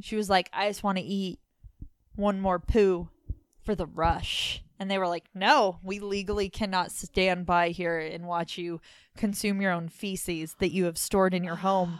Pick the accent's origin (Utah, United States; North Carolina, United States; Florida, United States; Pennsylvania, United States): Utah, United States; Layton; I was born in Layton